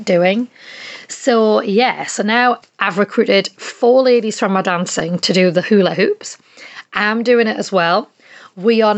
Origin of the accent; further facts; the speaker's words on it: Geordie, North East England, United Kingdom; moved away as an adult; also born or lived in Nelson, New Zealand; I am a Geordie and I am from the northeast of England, but I also did live in New Zealand for 5 years.